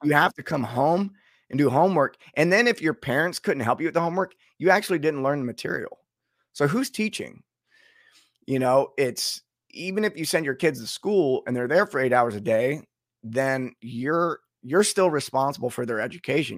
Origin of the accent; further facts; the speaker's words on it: United States; being an American